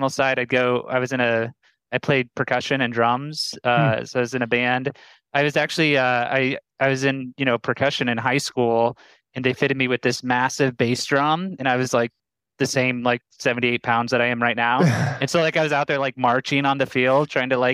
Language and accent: English; Omaha, Nebraska, United States; moved away as an adult; also born or lived in Boulder, Colorado; Omaha, Nebraska. Oh. 29 years, born and raised.